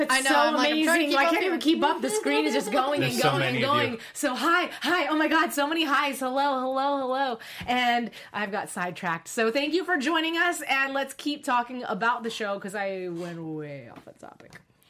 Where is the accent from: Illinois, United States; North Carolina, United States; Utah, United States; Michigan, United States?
North Carolina, United States; Cary; I'm from Cary, North Carolina.